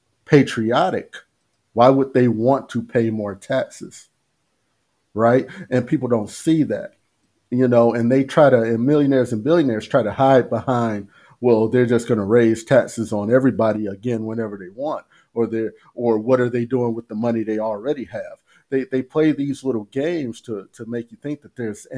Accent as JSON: {"language": "English", "country": "United States", "tie": "born or raised there", "said": "I grew up in the United States. I was born here."}